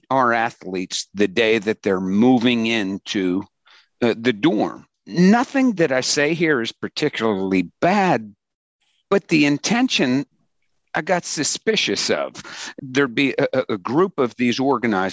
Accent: Pittsburgh, Pennsylvania, United States; I grew up in Pittsburgh

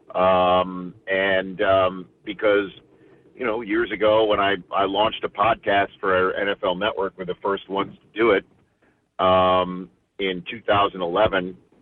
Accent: New York City, New York, United States; also born or lived in Brooklyn; I uh, moved to Staten Island when I was six months old and obviously growing up there

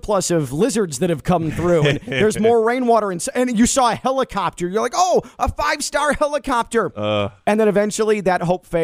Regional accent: Chicago, Illinois, United States; now in Miami, United States; me as a Chicagoan

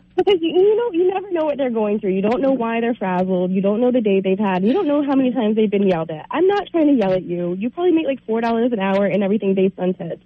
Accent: the South, United States; moved away; I grew up in the South

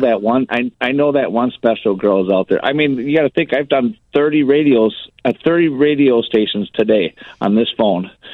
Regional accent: Park Ridge, Illinois, United States; now in Beloit, United States; I was born on uh, in, in Park Ridge, Cook County

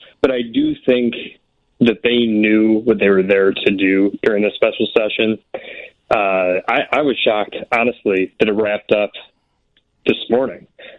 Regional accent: Alsip, Illinois, United States; also born or lived in Peoria, Illinois; I grew up in the Alsip area.

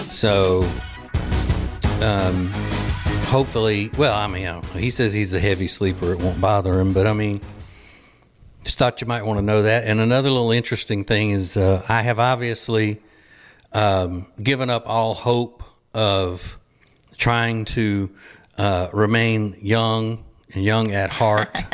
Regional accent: Louisiana, United States; moved away as an adult; now in North Carolina, United States; We are from Louisiana originally. We live in North Carolina now and have for about twenty-four, twenty-five years

